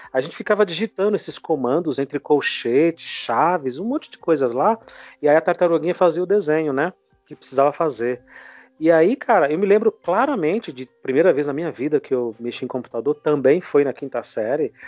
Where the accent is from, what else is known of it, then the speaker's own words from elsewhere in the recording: São Paulo, Brazil; sou nordestino, mas eu vivi a vida inteira aqui em São Paulo